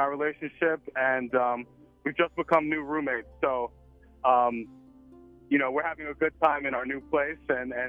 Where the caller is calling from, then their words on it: Los Angeles, California, United States; I'm calling from Los Angeles.